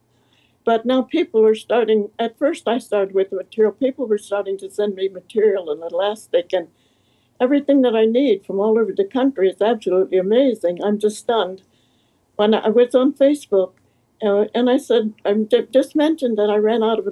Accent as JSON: {"language": "English", "region": "Midwest", "country": "United States", "moved": "yes", "said": "I came from the Middle West"}